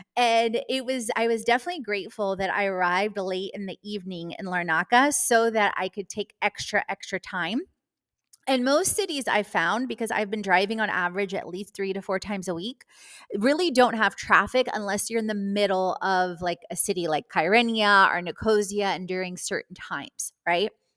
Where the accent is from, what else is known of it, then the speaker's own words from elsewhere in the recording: Houston, Texas, United States; moved away; also born or lived in Atlanta / Florida; my past living in Houston, Texas, and growing up in Houston, Texas